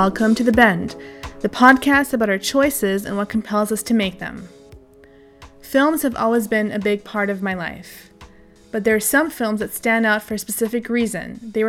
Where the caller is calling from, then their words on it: Berlin, Germany; Yes, I'm actually in Berlin, Germany. This is where I'm based.